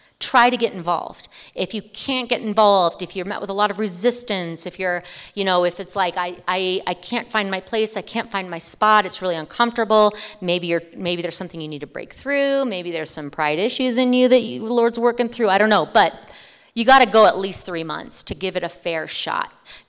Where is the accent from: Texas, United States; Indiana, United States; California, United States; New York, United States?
California, United States; now in Greeley, United States; I came from California. Please don't hate me. Please don't hate me. I came from California. It's a long time ago. I've been here since 2005.